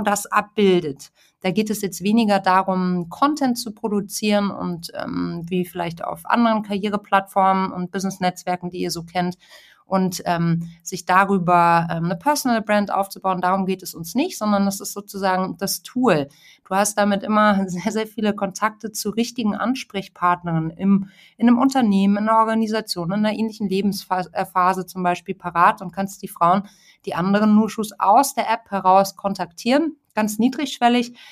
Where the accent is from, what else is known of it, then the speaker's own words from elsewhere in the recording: Munich, Bavaria, Germany; moved away; also born or lived in Hamburg; Ich bin ja mittlerweile in München. Ich bin auch gebürtige Münchnerin